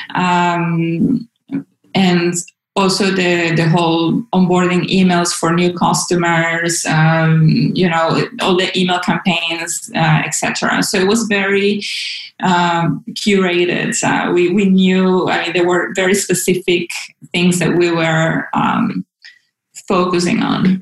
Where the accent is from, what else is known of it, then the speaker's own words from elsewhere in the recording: Caracas, Capital District, Venezuela; moved away as an adult; also born or lived in Groningen, Netherlands; now in Amsterdam, Netherlands; I am from Venezuela. I was born and raised in Caracas